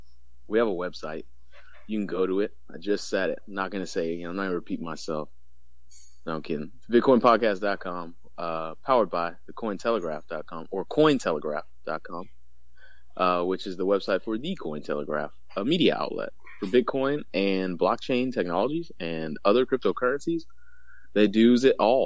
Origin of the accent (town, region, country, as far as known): Texas, United States